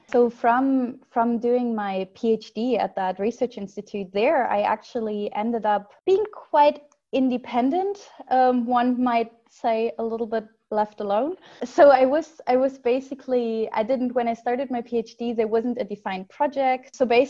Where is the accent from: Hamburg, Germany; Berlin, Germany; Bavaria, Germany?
Berlin, Germany; moved away as an adult; also born or lived in Lübeck; And then for university, I moved away from Berlin to northern Germany, to like a small town around the coast, to Lübeck.